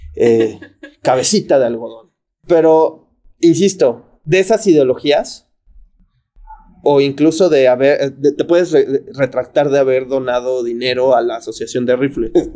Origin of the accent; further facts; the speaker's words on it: Mexico; en mi país